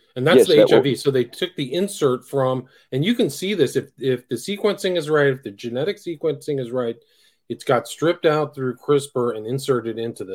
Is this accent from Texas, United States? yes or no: no; California, United States; Yeah, I grew up in Northern California, so that was the whole AIDS crisis was very...